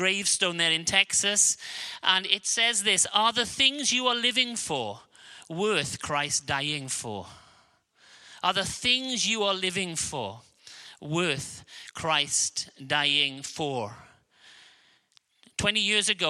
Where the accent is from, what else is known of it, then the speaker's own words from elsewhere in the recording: Wales, United Kingdom; accent: Welsh; I have a Welsh accent, because I'm from a small country of Wales